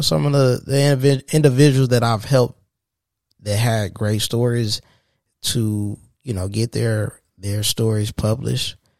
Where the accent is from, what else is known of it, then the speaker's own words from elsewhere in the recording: Saginaw, Michigan, United States; also born or lived in Detroit area, Michigan; now in Detroit, United States; I'm from Saginaw, born and raised in Saginaw, from, in Saginaw, Michigan